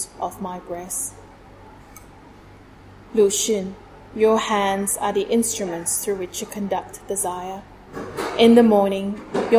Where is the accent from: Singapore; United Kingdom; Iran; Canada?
Singapore; moved away as an adult; now in Sydney, Australia; I was born in Singapore. Grew up in Singapore, was educated in Singapore. I moved to Australia in 2007.